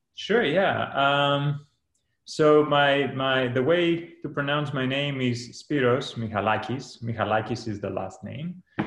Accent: Greece; moved away as an adult; now in California, United States; I grew up in Greece.

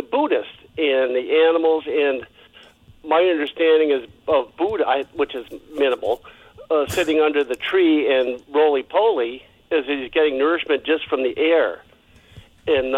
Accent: Santa Monica, California, United States; now in Oregon, United States; I grew up in California

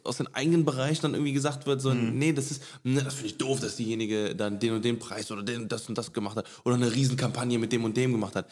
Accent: Cologne, North Rhine-Westphalia, Germany; wir sind hier geboren und aufgewachsen in mhm. Köln

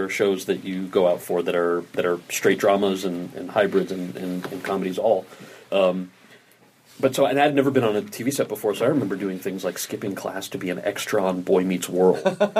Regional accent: New Jersey, United States; So I had never, you know, my background in growing up in New Jersey and around New York was I went to a performing arts high school in Jersey

